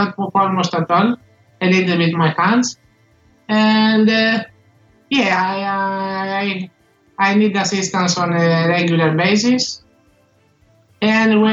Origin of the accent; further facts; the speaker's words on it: Greece; I'm from Poland, but I was born and I live in Greece.